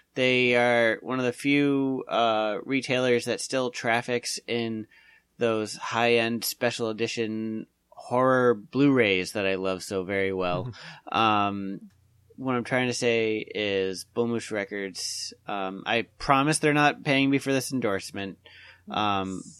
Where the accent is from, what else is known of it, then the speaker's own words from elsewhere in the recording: Portsmouth, New Hampshire, United States; we have one in Portsmouth, which is uh, my hometown